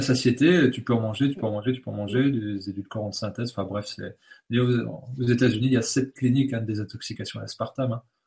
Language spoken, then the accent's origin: French; Bourgogne-Franche-Comté, France; je viens de, de Franche-Comté, donc le fromage, c'est pléthorique. Mon, grand-père faisait du, lait en tant que cultivateur et éleveur